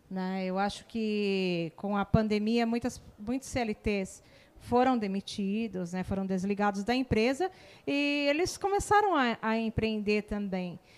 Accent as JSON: {"language": "Portuguese", "region": "São Paulo", "country": "Brazil", "lives_now": "Barueri, Brazil", "said": "eu é, não sou aqui de Alphaville, eu sou de São Paulo."}